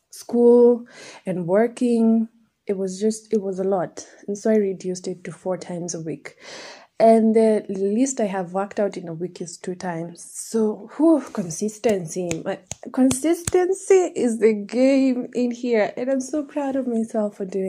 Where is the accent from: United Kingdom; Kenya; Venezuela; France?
Kenya; Nairobi; I was raised in Nairobi.